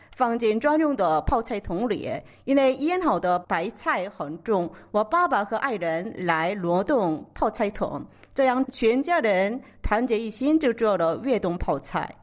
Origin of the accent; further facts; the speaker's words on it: South Korea; Chinese is a second language; also born or lived in Beijing, China; 我是土生土长的韩国人，都在韩国学习和韩国生活的